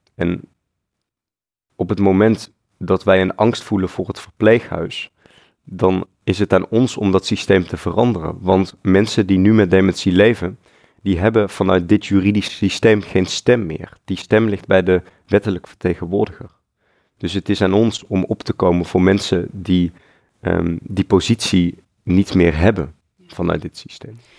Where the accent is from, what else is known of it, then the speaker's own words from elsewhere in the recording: North Brabant, Netherlands; moved away as an adult; also born or lived in Eindhoven, Netherlands; now in Utrecht, Netherlands; Ik ben opgegroeid in Brabant.